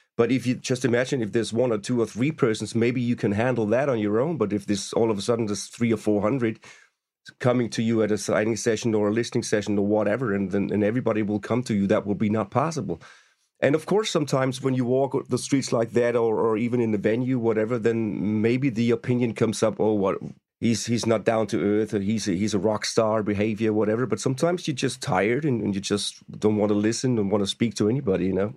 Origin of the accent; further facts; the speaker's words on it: Stuttgart, Baden-Württemberg, Germany; We first met when they were in Stuttgart, my hometown